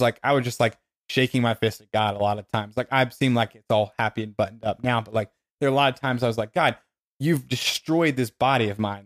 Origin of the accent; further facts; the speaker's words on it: Dothan, Alabama, United States; the people in Dothan who, where I grew up in Alabama